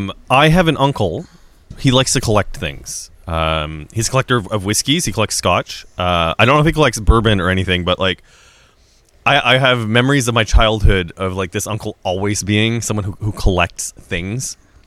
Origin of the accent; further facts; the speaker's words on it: Saskatchewan, Canada; also born or lived in Yellowknife; I was born in the Northwest Territories, and I would talk about my Saskatchewan-ness, but I think a lot of people don't know I was born in Yellowknife.